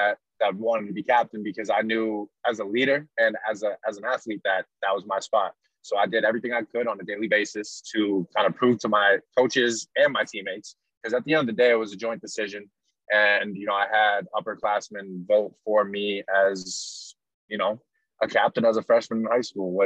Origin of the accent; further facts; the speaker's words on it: Gloucester, Massachusetts, United States; My whole family grew up going to Gloucester High School, which is the public school in my hometown